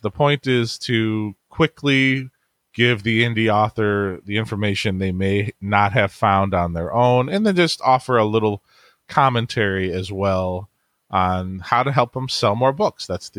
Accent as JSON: {"language": "English", "town": "Cleveland", "region": "Ohio", "country": "United States", "said": "I'm from Cleveland, Ohio, and I have a family"}